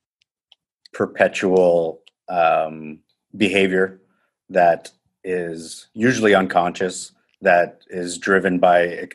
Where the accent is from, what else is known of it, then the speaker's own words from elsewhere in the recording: Timmins, Ontario, Canada; moved away as an adult; also born or lived in Guelph, Ontario; I'm from a small town called Timmins, Ontario, which is about 10 hours north from where I am now.